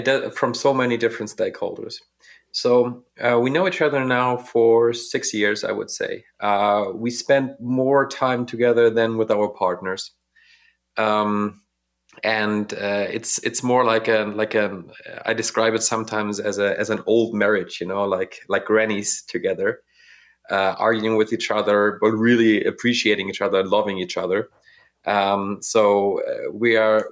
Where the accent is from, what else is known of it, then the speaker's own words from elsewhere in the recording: Northern Germany, Germany; I'm from Northern Germany